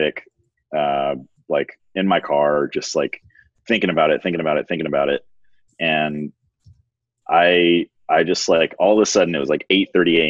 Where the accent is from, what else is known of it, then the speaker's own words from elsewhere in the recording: Baton Rouge, Louisiana, United States; moved away as an adult; I grew up in Baton Rouge